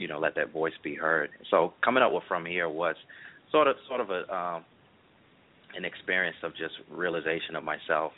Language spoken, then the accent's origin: English; Brooklyn, New York, United States; also born or lived in Queens, New York / Norfolk, Virginia; now in Orlando, United States; I am originally from Brooklyn, New York